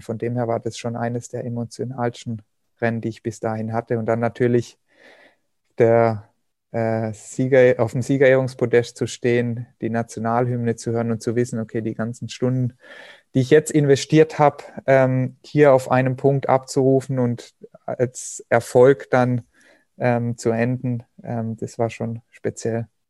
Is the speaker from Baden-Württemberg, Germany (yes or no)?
yes; Hochschwarzwald, Baden-Württemberg, Germany; meine Heimat, den Hochschwarzwald